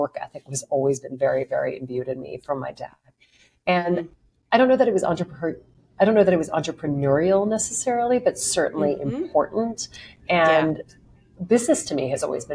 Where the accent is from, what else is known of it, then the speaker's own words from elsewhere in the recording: Lake Charles, Louisiana, United States; now in New York, United States; I grew up in a place called Lake Charles, Louisiana